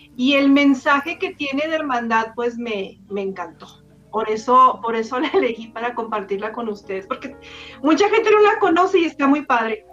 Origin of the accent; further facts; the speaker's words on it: Ciudad Juárez, Chihuahua, Mexico; soy de Ciudad Juárez.